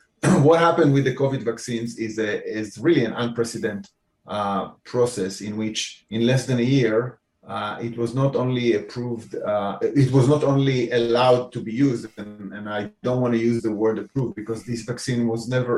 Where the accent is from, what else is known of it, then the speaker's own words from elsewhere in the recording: Israel; moved away as an adult; now in Cambridge, United States; I was born in Israel. I spent almost 12 years in the Israeli military